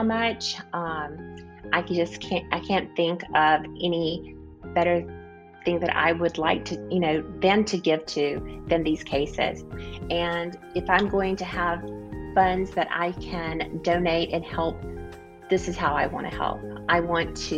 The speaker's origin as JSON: {"language": "English", "region": "Mississippi", "country": "United States", "tie": "born or raised there", "moved": "yes", "lives_now": "Dubai, United Arab Emirates", "said": "my home state"}